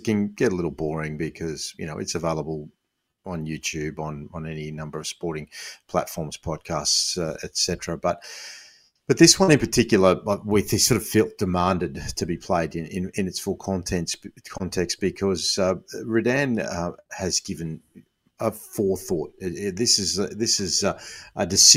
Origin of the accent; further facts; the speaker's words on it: Sydney, New South Wales, Australia; I grew up in Western Sydney.